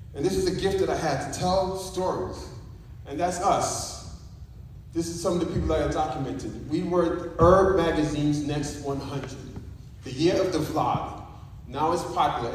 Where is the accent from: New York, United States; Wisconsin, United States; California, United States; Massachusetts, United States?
New York, United States; my mom came to New York, Brooklyn, New York, where I was born in East Flatbush. Big ups to Brooklyn